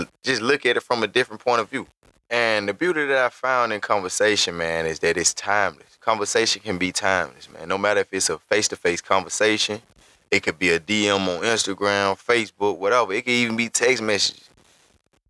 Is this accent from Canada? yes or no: no; Montgomery, Alabama, United States; I'm from Montgomery, Alabama. It's where I was born and raised.